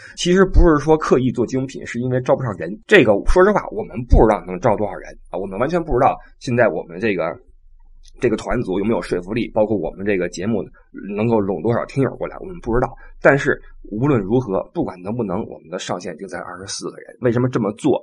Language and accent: Chinese; China; moved away; also born or lived in Europe; 我们中国人